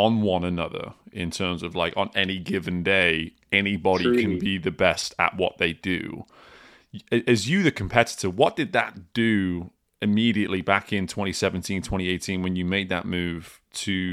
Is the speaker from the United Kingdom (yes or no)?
yes; United Kingdom; moved away as an adult; as a British man that's been out of the UK for almost two decades at this point